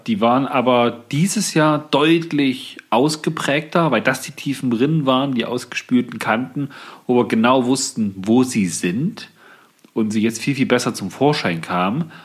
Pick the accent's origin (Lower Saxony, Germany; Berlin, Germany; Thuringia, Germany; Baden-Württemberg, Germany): Thuringia, Germany; hier bei uns in Thüringen